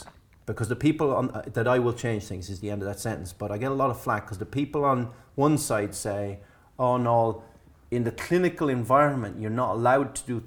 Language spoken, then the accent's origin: English; Ireland; Being Irish